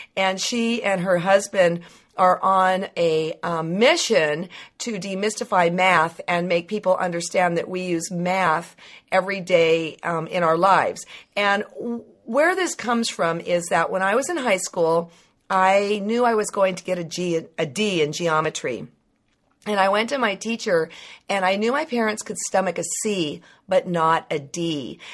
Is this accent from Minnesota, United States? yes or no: no; Livermore, California, United States; growing up in Livermore